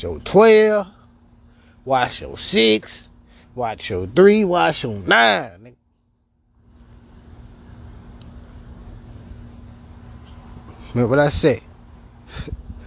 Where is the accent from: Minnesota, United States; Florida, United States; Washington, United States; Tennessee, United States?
Tennessee, United States; Memphis; I'm from Memphis, man. We were raised differently